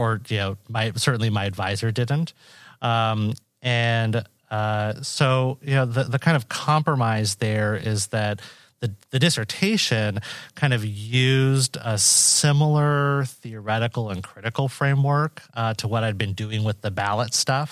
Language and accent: English; Washington, United States; moved away as an adult; now in Iowa, United States; I'm a Boricua from Washington State. Uh, so I grew up out west